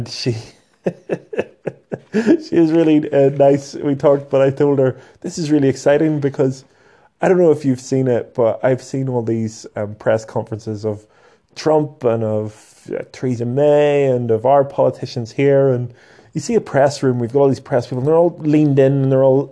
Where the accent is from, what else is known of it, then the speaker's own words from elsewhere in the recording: Northern Ireland, United Kingdom; Here in Belfast